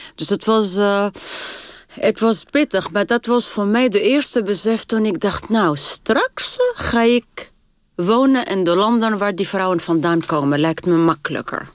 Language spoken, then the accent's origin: Dutch; Tunis, Tunis Governorate, Tunisia; first language French and Arabic; Dutch is a second language; moved away as an adult; also born or lived in Sousse, Tunisia / Paris, France; now in Netherlands; ik ben geboren in Tunis. En mijn familie komt uit Soes.